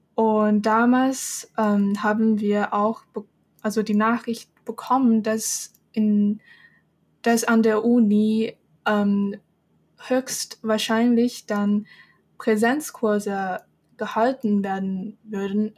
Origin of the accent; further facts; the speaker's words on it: Shenzhen, Guangdong, China; German is a second language; moved away as an adult; now in Germany; Shenzhen, wo ich herkomme